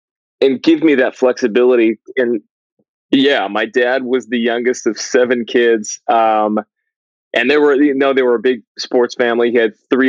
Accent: West Covina, California, United States; now in Northern California, United States; I grew up in West Covina, California. The heart of the San Gabriel Valley, about a half hour outside

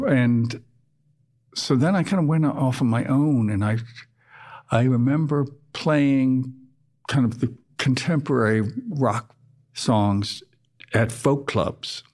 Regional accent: Baltimore, Maryland, United States; also born or lived in Scotland / Canada; I did most of my growing up in suburban Baltimore

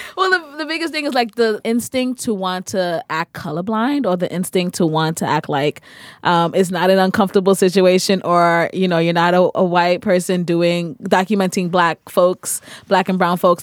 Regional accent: New York, United States; I'm also from New York

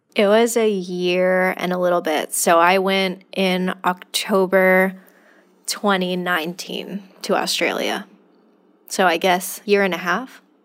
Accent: California, United States; I'm from California

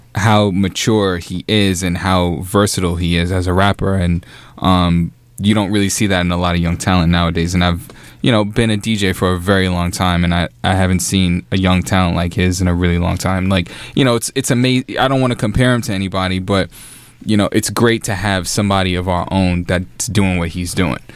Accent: New York, United States; I'm I'm a New Yorker

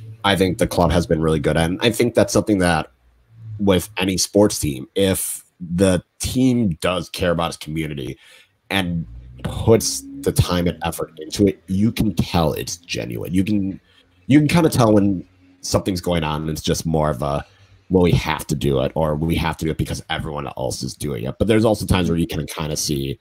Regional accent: Waukesha, Wisconsin, United States; also born or lived in Eau Claire / St. Paul; now in Madison, United States; I grew up in Waukesha, then I went to school in Eau Claire, and then right when I graduated, I moved to St. Paul.

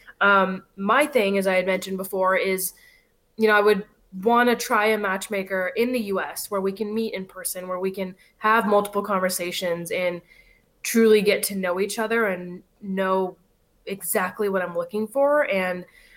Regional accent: Los Angeles, California, United States; born and raised in LA, I have family here

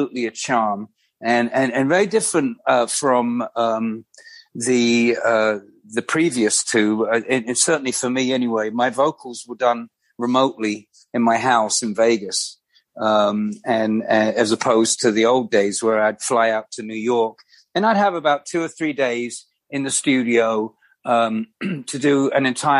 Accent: London, United Kingdom; when I was like growing up in London

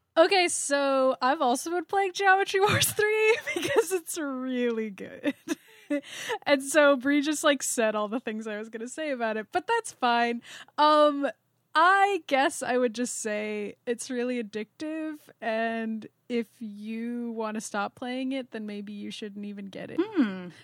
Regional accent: United States; I'm an American

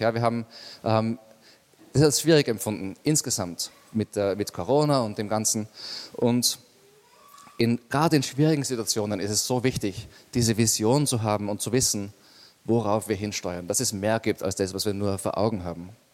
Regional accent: Austria; bei uns in Österreich

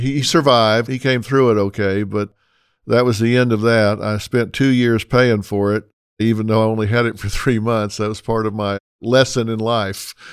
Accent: United States; also born or lived in Texas / Oklahoma; I grew up in Texas and Oklahoma

